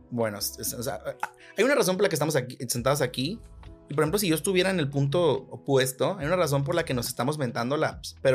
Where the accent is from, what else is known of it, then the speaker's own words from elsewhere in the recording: Monterrey, Nuevo León, Mexico; vengo de azul, soy, soy güerito de Monterrey, panista